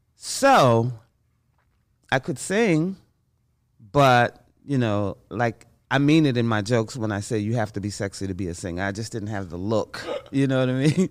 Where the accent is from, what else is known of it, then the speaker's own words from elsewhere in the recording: New York City, New York, United States; I grew up in Bronx, New York.